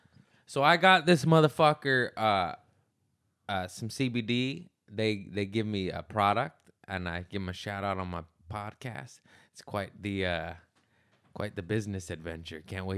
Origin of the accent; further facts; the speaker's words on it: United States; I'm American.